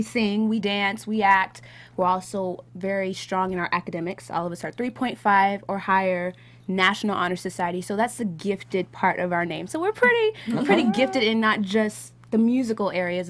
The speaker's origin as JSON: {"language": "English", "town": "Seattle", "region": "Washington", "country": "United States", "moved": "yes", "lives_now": "Los Angeles, United States", "said": "And I'm actually originally from Seattle, Washington. So came out"}